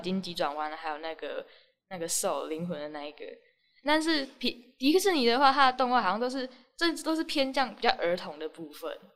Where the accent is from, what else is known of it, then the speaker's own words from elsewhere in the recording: Taiwan; 我们就是台湾的人数跟其他国家比起来，真的是算少的。